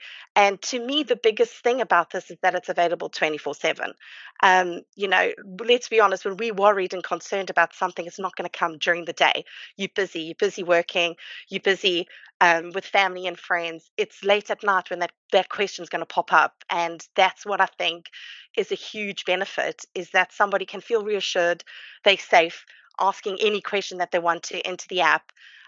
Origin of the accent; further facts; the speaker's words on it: South Africa; also born or lived in United States / Portugal; now in United Kingdom; I came from South Africa, I moved to the US and to Portugal. And I did that on my own. And now I'm here in the UK as a family.